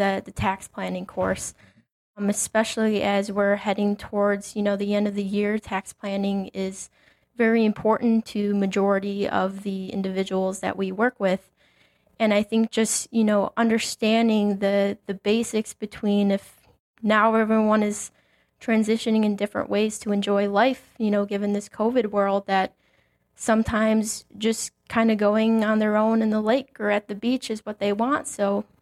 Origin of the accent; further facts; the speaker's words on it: Mokena, Illinois, United States; moved away as an adult; also born or lived in Dubuque, Iowa; now in Valparaiso, United States; So I grew up in Mokena, Illinois, which is a south suburb of Chicago